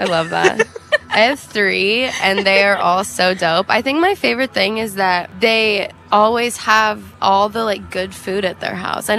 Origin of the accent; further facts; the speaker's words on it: Phoenix, Arizona, United States; growing up in Phoenix, they had this thing called McDowell Mountain Music Festival that was really fun.